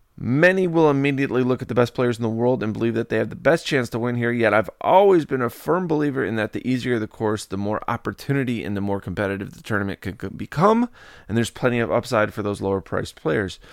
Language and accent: English; Chicago, Illinois, United States; my hometown area of the Chicagoland area